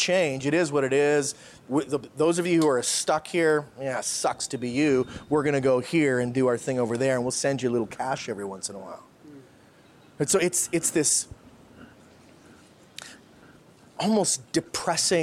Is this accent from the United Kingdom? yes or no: no; Canada; moved away as an adult; So when I think about me as a Canadian, I didn't leave Canada